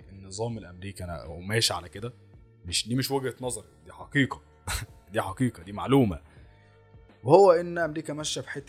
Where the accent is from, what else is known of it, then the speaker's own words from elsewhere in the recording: Egypt; ولكن اصلهم او اصلنا احنا كمصريين احنا مش اصلنا افريقي ولا سود انت لا بص انت حفيد الفراعنه انت حفيد المصريين القدماء